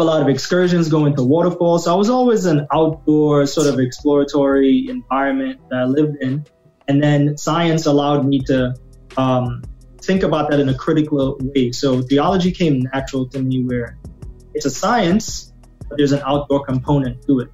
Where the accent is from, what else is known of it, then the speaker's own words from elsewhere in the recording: Trinidad & Tobago; moved away; I grew up in the Caribbean, at, you know, in Trinidad.